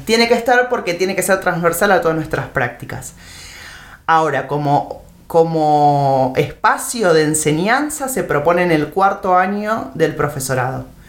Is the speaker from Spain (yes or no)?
no; Temperley, Buenos Aires Province, Argentina; moved away as an adult; now in El Bolsón, Argentina; yo nací en Buenos Aires, en provincia de Buenos Aires, en em, Temperley. Em, me vine a vivir al Bolsón en el año 97